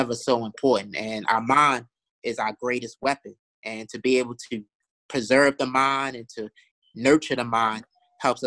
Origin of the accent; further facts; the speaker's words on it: Baltimore, Maryland, United States; I grew up in East Baltimore, right? So growing up in East Baltimore, I saw a lot of poverty